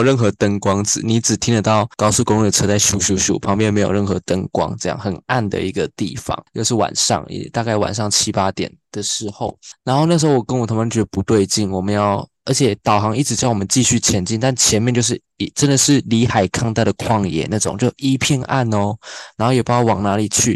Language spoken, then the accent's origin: Chinese; Taiwan; 我是台湾人